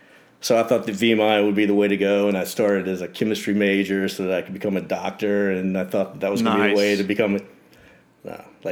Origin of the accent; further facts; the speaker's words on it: Virginia, United States; I'm from Virginia.